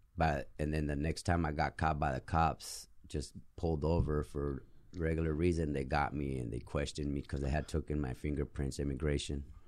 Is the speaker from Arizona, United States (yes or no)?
yes; Tucson, Arizona, United States; also born or lived in Mexico; I'm from Tucson, Arizona